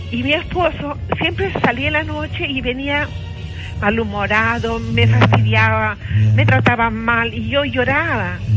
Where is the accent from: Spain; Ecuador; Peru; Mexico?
Peru; Cajamarca; now in Lima, Peru; pero yo soy de provincia, soy cajamarquina.